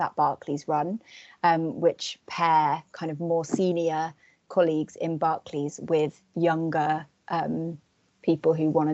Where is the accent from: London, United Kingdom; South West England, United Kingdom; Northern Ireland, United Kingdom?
South West England, United Kingdom; Cornwall; I'm from Cornwall